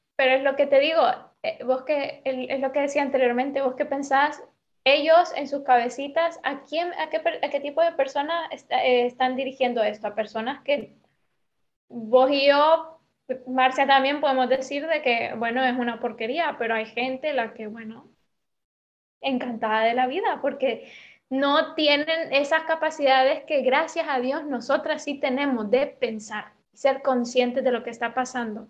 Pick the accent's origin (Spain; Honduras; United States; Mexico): Honduras; moved away; todos nacimos en Honduras